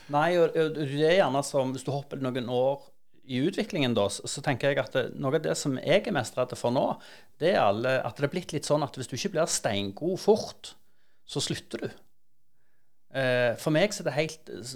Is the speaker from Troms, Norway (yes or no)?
no; Stavanger, Rogaland, Norway; jeg vokste opp på Hundvåg